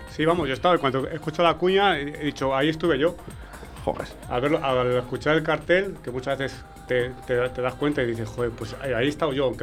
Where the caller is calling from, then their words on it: Tarragona, Catalonia, Spain; de Tarragona